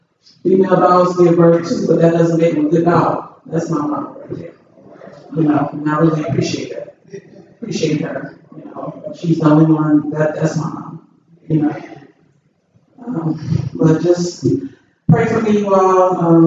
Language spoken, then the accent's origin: English; Texas, United States; I'm only here from Texas. I've been here a year already.